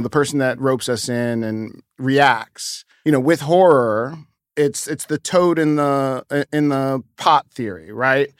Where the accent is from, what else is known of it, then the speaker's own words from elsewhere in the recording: New York, United States; kid growing up in New York, I grew up ne-, next to a, a building called the Stratford Arms